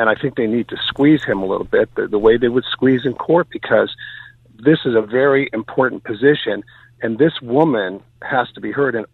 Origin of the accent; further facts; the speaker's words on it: Canada; Well, I'm just uh, I'm from Canada. I'm just driving through the area.